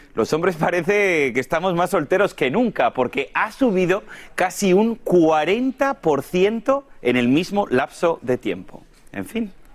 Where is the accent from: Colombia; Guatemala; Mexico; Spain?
Spain; moved away; tenemos una muy buena cocina también en mi país